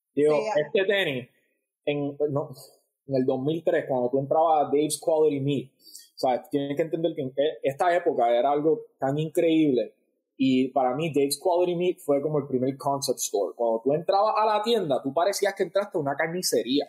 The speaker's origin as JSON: {"language": "Spanish", "country": "Puerto Rico", "tie": "born or raised there", "also_born_or_lived": "New York", "moved": "yes", "said": "cuando yo me crié en Puerto Rico, yo nunca me sentí orgulloso de ser puertorriqueño"}